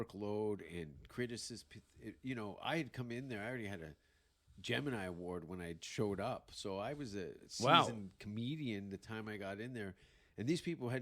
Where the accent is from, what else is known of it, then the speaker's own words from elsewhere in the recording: Hamilton, Ontario, Canada; moved away; also born or lived in Vancouver; growing up in Hamilton